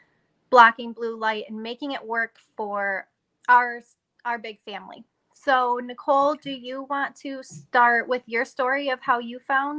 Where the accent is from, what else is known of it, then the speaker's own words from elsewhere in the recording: Michigan, United States; I am from Michigan